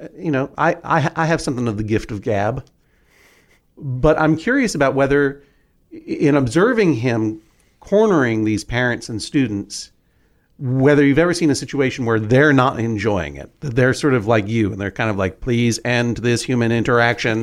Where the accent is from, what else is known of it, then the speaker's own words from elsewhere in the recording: Boston, Massachusetts, United States; moved away as an adult; also born or lived in New York; growing up in Boston